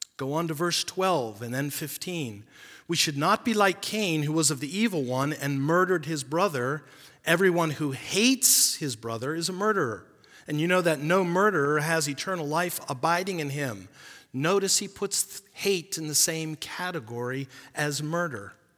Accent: United States

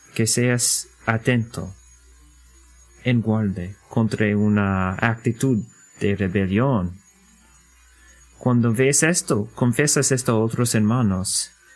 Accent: United States; Spanish is a second language; como americanos en nuestra cultura

